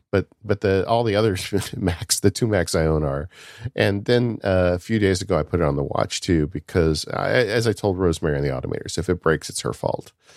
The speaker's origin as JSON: {"language": "English", "region": "California", "country": "United States", "tie": "born or raised there", "said": "growing up in California"}